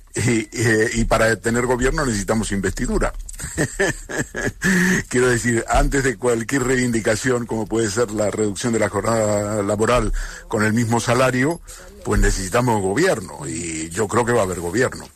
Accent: Catalonia, Spain; yo soy catalán también

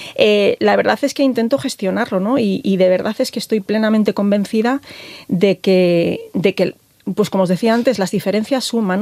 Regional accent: A Coruña, Galicia, Spain; moved away; soy, soy gallega, mi marido es orensano, yo soy coruñesa

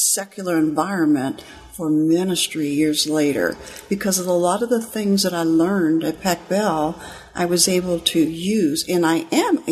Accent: Compton, California, United States; I grew up actually in California, in Southern California, in Compton, California.

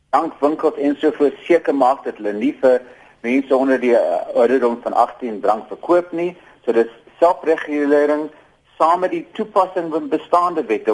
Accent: South Africa; ons as Suid-Afrikaners

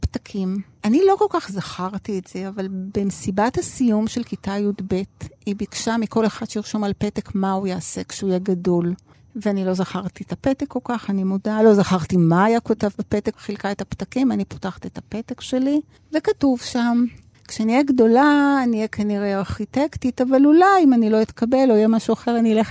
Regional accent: Tel Aviv, Tel Aviv District, Israel; גדלתי בתל אביב, הייתי ילדה רגילה, לימודים, בלט, תנועת נוער, נגינה, כמו שצריך.

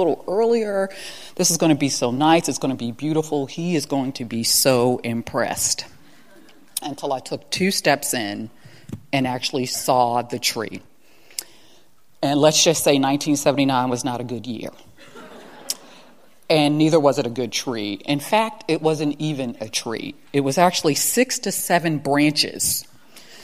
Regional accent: Baltimore, Maryland, United States; I'm from Baltimore, you got to rep your high school. I was at Paul Lawrence Dunbar High School

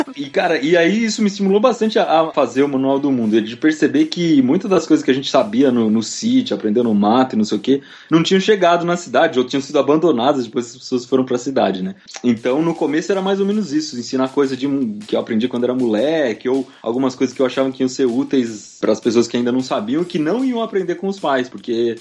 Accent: Piedade, São Paulo, Brazil; now in São Paulo, Brazil; eu e a Mari, a gente é de Piedade. Piedade fica no interior de São Paulo, fica ali uns 100 quilômetros daqui, de onde eu moro hoje, daqui de São Paulo. E eu morava no sítio

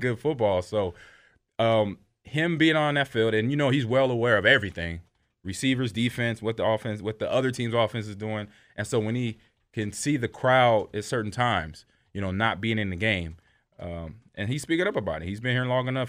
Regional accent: Nebraska, United States; moved away; I grew up in the Midwest. I'm a Nebraska kid

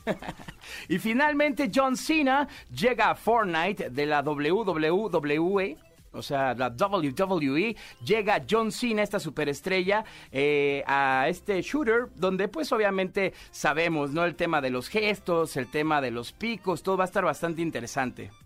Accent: Guadalajara, Jalisco, Mexico; eres de Guadalajara, como aquí tu amigo servidor

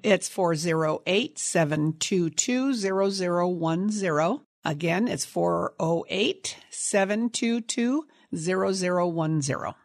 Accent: Sunnyvale, California, United States; also born or lived in San Jose, California; I grew up in Sunnyvale, California, on a apricot cherry and prune orchard

